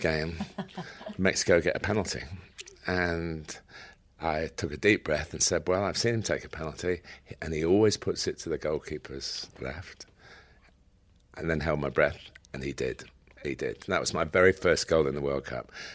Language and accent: English; Chester, North West England, United Kingdom; I was born in Chester